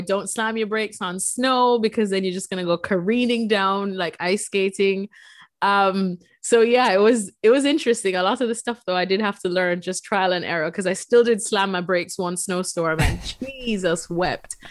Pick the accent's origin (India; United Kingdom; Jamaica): Jamaica; moved away as an adult; also born or lived in El Salvador (mother's origin); now in United States; I, as a Jamaican, moved to Bristol, Connecticut.